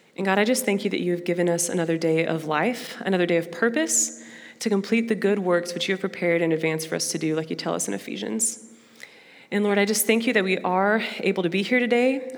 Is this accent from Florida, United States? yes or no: no; Dallas, Texas, United States; first language Portuguese; English is a second language; moved away as an adult; also born or lived in Brazil; now in Fayetteville, United States; I'm from Dallas. I moved here to Fayetteville this past June